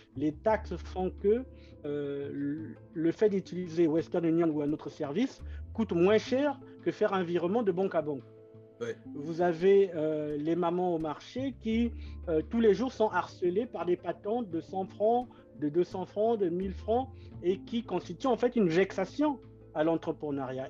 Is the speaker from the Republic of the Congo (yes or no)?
yes; Brazzaville, Republic of the Congo; moved away; Et je suis né à Brazzaville et j'ai grandi à Bakongo